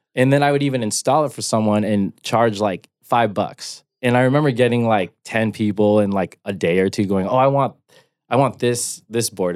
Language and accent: English; Rancho Cucamonga, California, United States; I grew up in the suburbs of Rancho Cucamonga in the Inland Empire, um, Southern California.